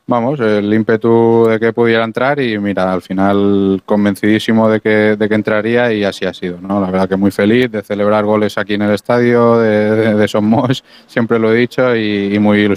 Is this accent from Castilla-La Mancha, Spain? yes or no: no; Balearic Islands, Spain; Como tú bien dices, siendo mallorquín de la casa, vivir una noche tan especial como, como esta es algo maravilloso